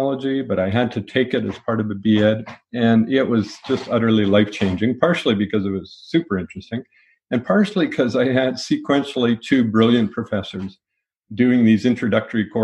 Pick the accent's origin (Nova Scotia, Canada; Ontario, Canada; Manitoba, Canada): Manitoba, Canada; Winnipeg; also born or lived in Winkler, Manitoba; We moved to Winnipeg. I grew up in Winnipeg.